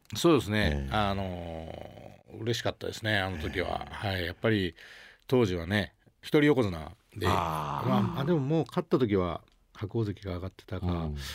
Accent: Sukumo, Kochi, Japan; 僕の田舎が本当に先輩後輩あんまないぐらいこうフランクな

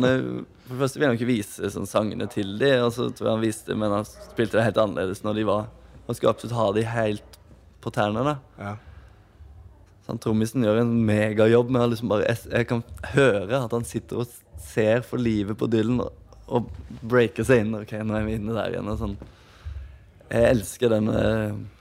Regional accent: Åmli, Agder, Norway; born or raised there

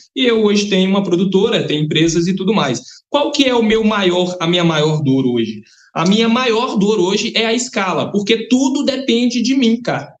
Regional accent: Capelinha, Minas Gerais, Brazil; eu sou de Capelinha, tá interior de Minas Gerais. Eu sou de uma cidade de aproximadamente 40 mil habitantes.

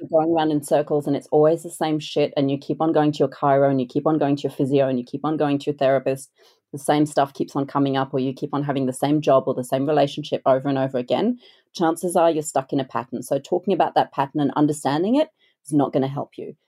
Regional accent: France; moved away; I grew up in France

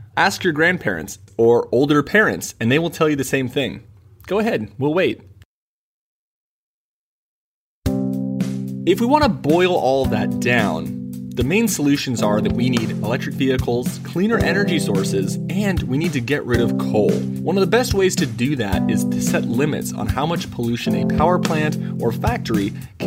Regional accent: California, United States; Most of this is in California, my home state.

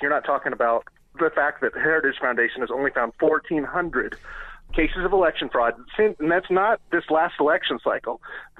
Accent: United States; now in Morrison, United States; I grew up in Tyler County

